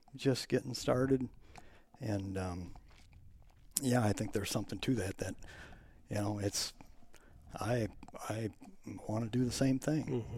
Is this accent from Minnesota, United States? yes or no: yes; Plymouth, Minnesota, United States; moved away as an adult; now in Zimmerman, United States; I grew up in Plymouth